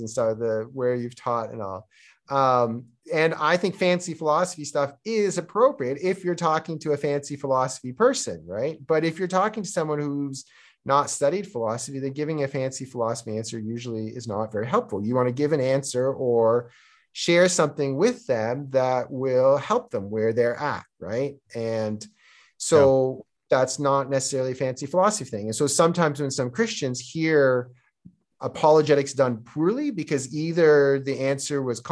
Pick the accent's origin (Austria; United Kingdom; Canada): Canada; Toronto, Ontario; accent: Canadian; first language Czech; moved away as an adult; also born or lived in Korea; now in Georgia; I was born and raised in Canada